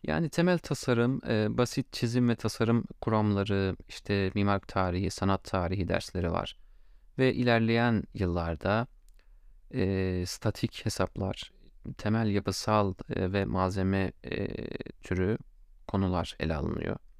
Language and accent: Turkish; Gaziantep, Turkey; ben Gaziantep'liyim